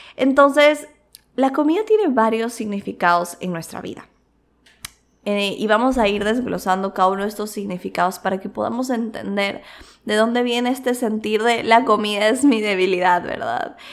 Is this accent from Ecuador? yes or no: yes; Quito, Pichincha, Ecuador; moved away; also born or lived in Cuenca; yo también vengo de la cultura de Quito, o sea, como que también tengo mucho de la cultura de Quito, que es otra ciudad, porque es donde nací